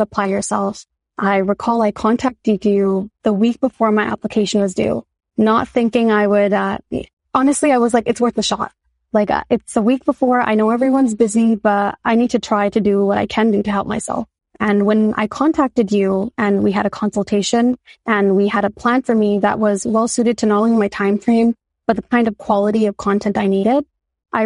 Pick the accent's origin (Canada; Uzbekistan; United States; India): Canada; Toronto, Ontario; I've been born and raised in Toronto